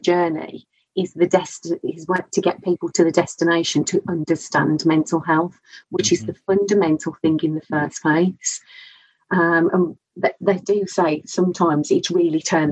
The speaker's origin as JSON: {"language": "English", "region": "Scotland", "country": "United Kingdom", "accent": "Scottish", "said": "I'm Scottish"}